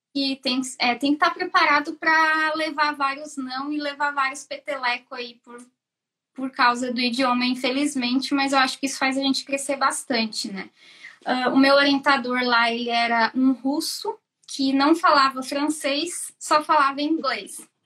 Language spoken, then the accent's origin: Portuguese; Joinville, Santa Catarina, Brazil; moved away as an adult; now in Ireland; sou de Joinville, Santa Catarina. Eu vim para cá faz um ano e meio